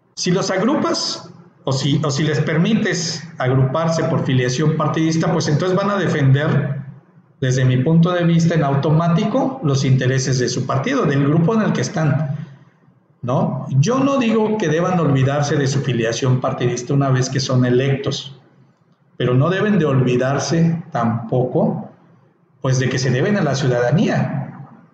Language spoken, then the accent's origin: Spanish; Mexico; nosotros como ciudadanos mexicanos